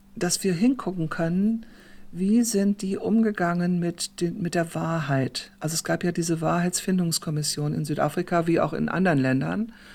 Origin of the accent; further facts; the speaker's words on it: Germany; moved away as an adult; also born or lived in South Africa; als Deutsche